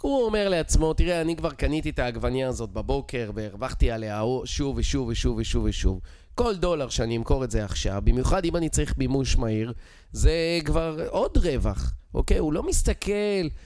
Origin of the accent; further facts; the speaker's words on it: Israel; accent: Israeli; moved away as an adult; יש לי מבטא ישראלי